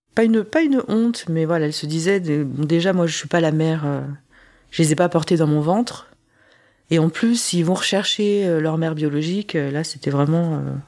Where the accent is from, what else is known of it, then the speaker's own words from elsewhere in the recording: France; also born or lived in South Korea; je suis française